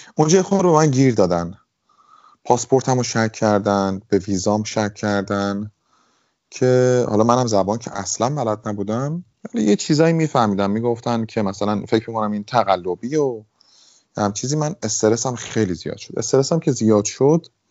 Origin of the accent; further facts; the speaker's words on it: Tehran, Tehran Province, Iran; moved away as an adult; also born or lived in Italy; now in London, United Kingdom; توی تهران بودم بزرگ شده تهرانم